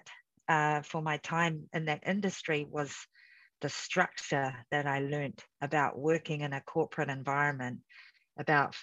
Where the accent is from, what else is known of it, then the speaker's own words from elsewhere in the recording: New Zealand; moved away as an adult; also born or lived in Samoa; growing up as a Afakasi in New Zealand, I always struggled a little bit with my identity because we were raised really as Kiwi kids